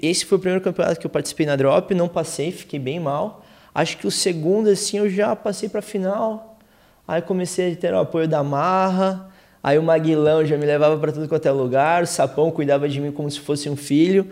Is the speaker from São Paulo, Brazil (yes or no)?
no; Curitiba, Paraná, Brazil; a gente é de Curitiba, é frio pra cacete